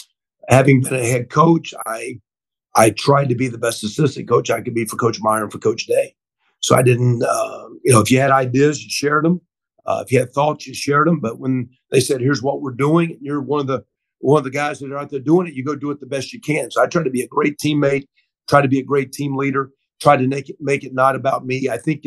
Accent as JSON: {"language": "English", "region": "Oklahoma", "country": "United States", "said": "And of course I came from Oklahoma, so I've been a part of a premier program like that before"}